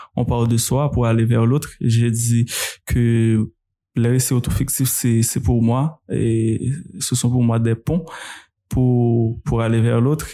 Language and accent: French; Saint-Marc, Artibonite, Haiti; je suis né à Saint-Marc et j'ai grandi. En tout cas, j'ai passé les 11 premières années de, de, de ma vie à Hautefeuille, donc un petit village.